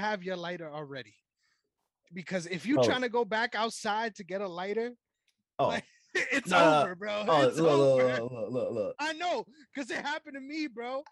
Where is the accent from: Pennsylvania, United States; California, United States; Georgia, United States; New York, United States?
New York, United States; New York City; I'm from the Bronx